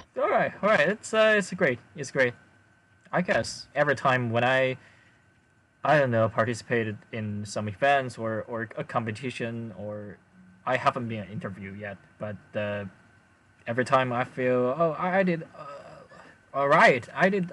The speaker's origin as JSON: {"language": "English", "country": "China", "first_language": "Chinese", "second_language": "English", "said": "I'm Chinese."}